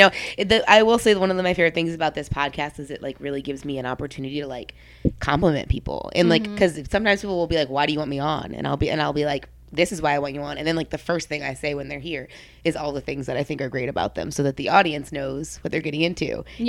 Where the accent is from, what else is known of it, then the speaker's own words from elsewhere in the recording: New Orleans, Louisiana, United States; And then my dad is third generation, so I'm fourth generation in New Orleans, and specifically Gentilly